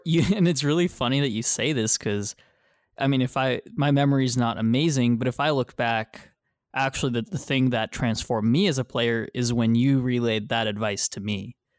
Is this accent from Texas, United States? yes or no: yes; Texas, United States; I am from Texas